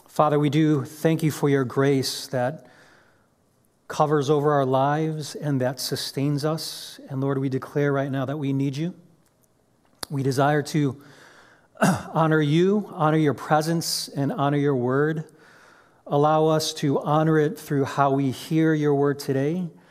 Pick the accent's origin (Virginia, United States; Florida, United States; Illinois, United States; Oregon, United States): Illinois, United States; Chicago; moved away as an adult; now in Orange County, United States; I grew up in Chicago